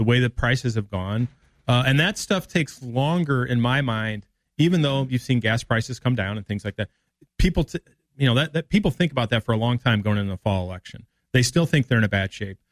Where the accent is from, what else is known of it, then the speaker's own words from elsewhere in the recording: Peoria, Illinois, United States; I was a lifeguard growing up in Peoria